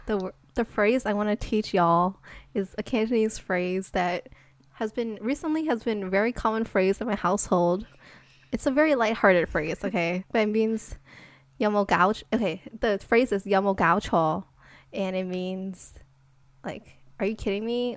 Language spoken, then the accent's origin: English; United States; we're American